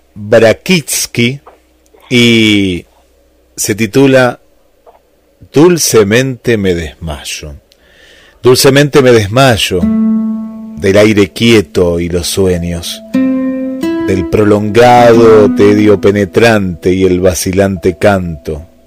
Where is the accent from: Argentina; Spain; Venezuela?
Argentina; aquí de, nuestro país